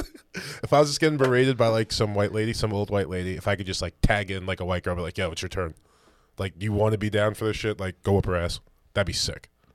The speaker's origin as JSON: {"language": "English", "country": "United States", "said": "I'm an American. We're the worst."}